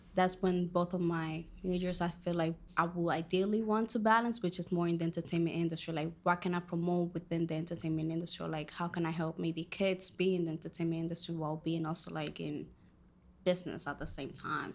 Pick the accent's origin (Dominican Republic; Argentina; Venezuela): Dominican Republic; first language Spanish; English is a second language; moved away; I am from Dominican Republic.